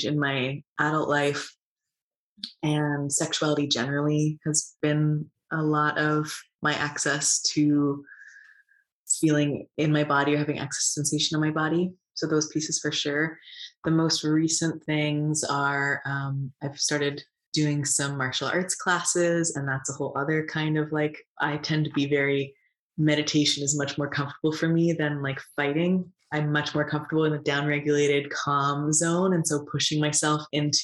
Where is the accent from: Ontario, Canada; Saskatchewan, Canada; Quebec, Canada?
Saskatchewan, Canada; Regina; moved away; I grew up in Regina in Saskatchewan